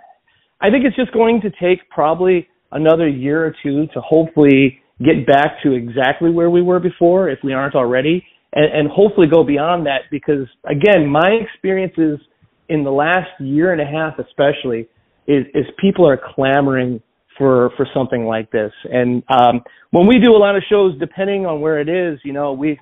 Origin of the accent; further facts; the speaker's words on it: Joliet, Illinois, United States; my hometown of Joliet